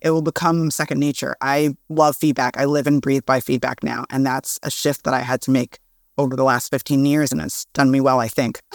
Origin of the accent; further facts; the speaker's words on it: New York City, New York, United States; I'm from Brooklyn